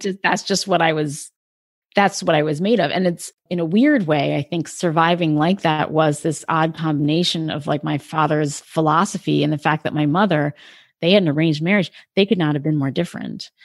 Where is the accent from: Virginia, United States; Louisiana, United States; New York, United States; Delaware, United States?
Delaware, United States; I lived, I grew up in Delaware.